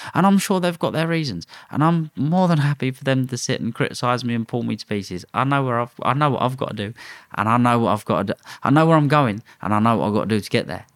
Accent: London, United Kingdom; I'm from London. But I was born in Redbridge

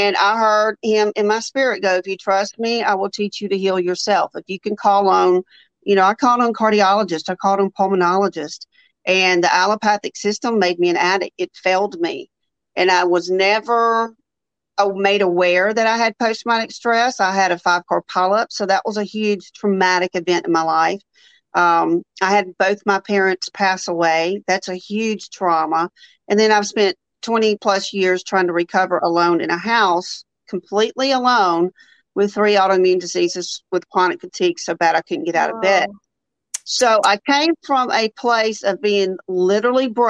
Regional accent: Jackson, Mississippi, United States; now in Birmingham, United States; I'm from Jackson, Mississippi. I live in Birmingham, Alabama.

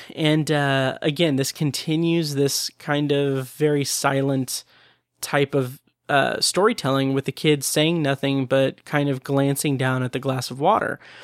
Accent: Speedway, Indiana, United States; my hometown of Speedway, Indiana

